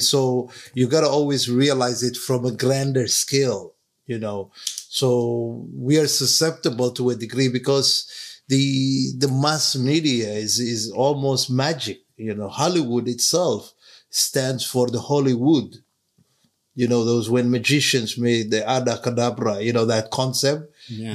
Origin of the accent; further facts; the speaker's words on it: Somalia; moved away; growing up in Somalia in the 70s